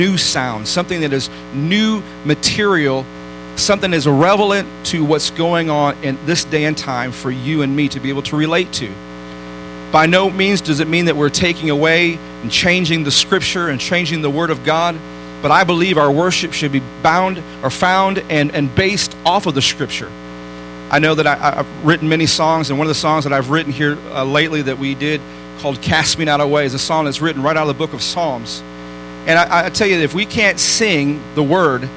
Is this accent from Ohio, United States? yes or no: no; Detroit, Michigan, United States; I grew up in Detroit